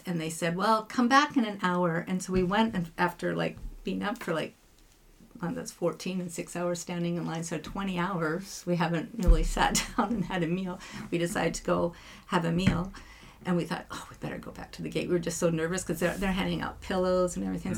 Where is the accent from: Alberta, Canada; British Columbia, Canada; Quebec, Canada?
British Columbia, Canada; Abbotsford; also born or lived in Italy; I'm from Abbotsford, PC